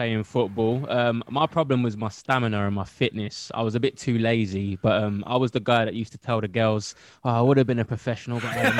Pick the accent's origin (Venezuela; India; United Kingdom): United Kingdom; London; I grew up in Custom House. I'm East London, Upton Park's 15, 20 minutes away. I went to school in Romford, which is round the corner to the West Ham training ground in Chadwell Heath